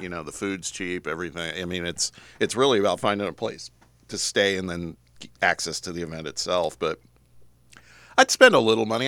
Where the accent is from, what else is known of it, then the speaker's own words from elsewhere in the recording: Indianapolis, Indiana, United States; now in Knoxville, United States; that's my hometown